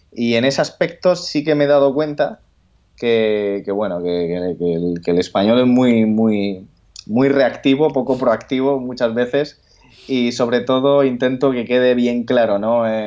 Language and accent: Spanish; Andalusia, Spain; A mí no me llames gallego porque yo soy andaluz